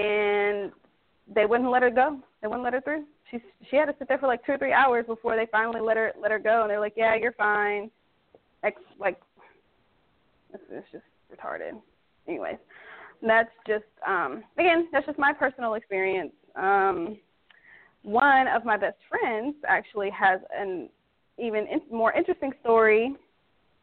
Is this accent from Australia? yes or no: no; Netherlands; now in United States; I am from the Netherlands, and I am not an American citizen